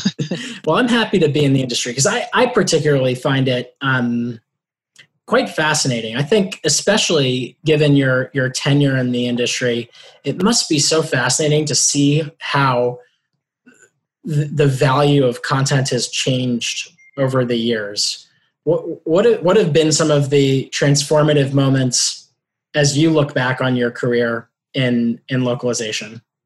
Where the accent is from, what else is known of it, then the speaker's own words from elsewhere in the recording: New York City, New York, United States; I am from New York City, but my family is from Louisiana